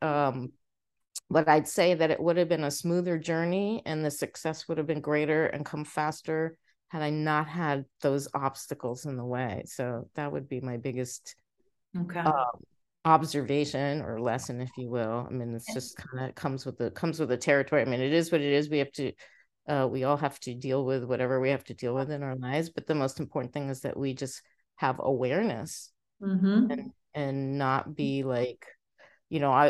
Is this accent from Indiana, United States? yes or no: no; New York City, New York, United States; also born or lived in Egypt; we moved to the States when I was about a year old. We moved to New York City and I grew up there